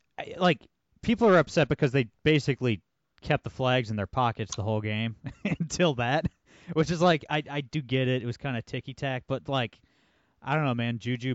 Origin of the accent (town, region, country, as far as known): Ohio, United States